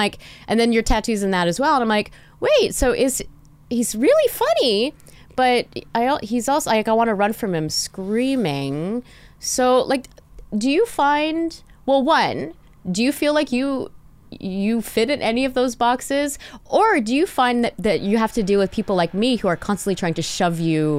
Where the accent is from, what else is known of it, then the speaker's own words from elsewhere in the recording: Montreal, Quebec, Canada; also born or lived in Toronto; I grew up in Montreal for most of my childhood and then went into Toronto.